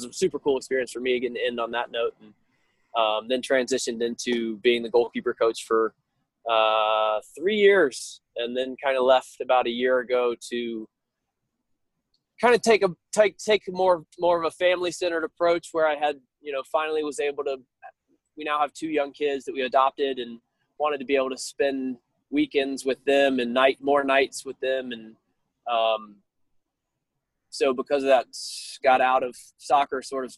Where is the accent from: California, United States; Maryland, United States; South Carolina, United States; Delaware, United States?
South Carolina, United States; I grew up in South Carolina